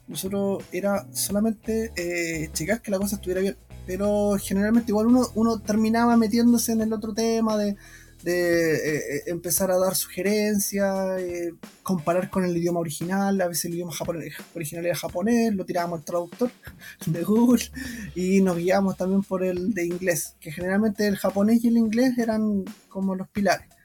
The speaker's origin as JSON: {"language": "Spanish", "country": "Chile", "moved": "as an adult", "lives_now": "Japan", "said": "nosotros venimos de Chile"}